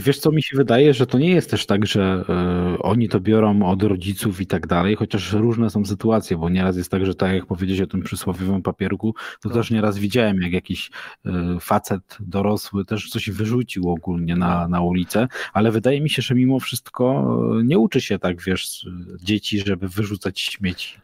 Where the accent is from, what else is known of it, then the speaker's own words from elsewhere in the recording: Mysłowice, Silesian Voivodeship, Poland; u nas w Mysłowicach